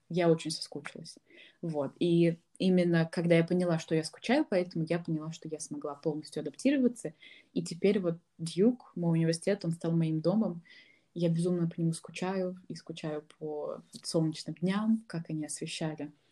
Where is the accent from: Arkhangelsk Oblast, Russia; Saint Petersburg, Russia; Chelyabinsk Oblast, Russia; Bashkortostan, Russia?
Bashkortostan, Russia; Ufa; moved away as an adult; я из Уфы